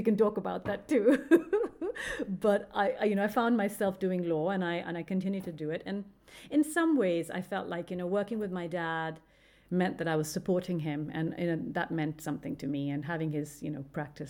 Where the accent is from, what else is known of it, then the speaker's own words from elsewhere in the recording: Karachi, Sindh, Pakistan; Like where I grew up, Karachi, and that whole Sindh is very desert.